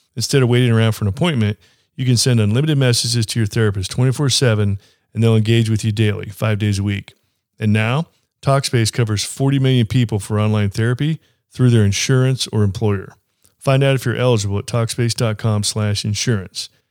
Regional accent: Kansas City, United States; I'm from Kansas City

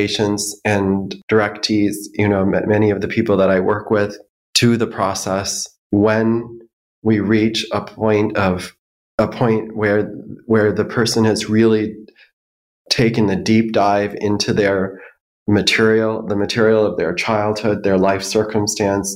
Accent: Minneapolis, Minnesota, United States; I grew up in the Twin Cities

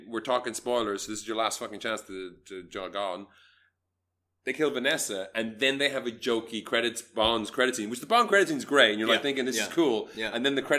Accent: Malaysia; As a Malaysian

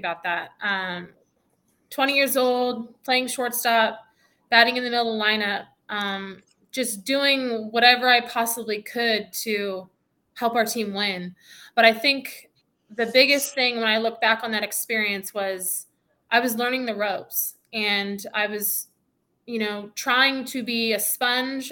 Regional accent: Canada; moved away as an adult; also born or lived in Oregon, United States / Washington, United States; coming down to the United States of America, being a Canadian citizen from a small town

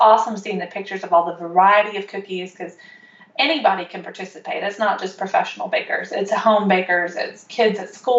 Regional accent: Murfreesboro, Tennessee, United States; I am from Murfreesboro, Tennessee, and right now I am sitting in my kitchen

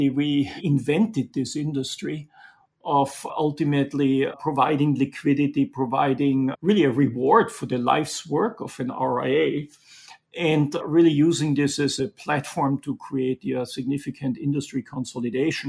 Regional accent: Austria; moved away as an adult; also born or lived in Munich; now in New York, United States; As you can tell from my accent, I didn't grow up in Brooklyn, but I grew up in the mountains in Austria in an entrepreneurial family.

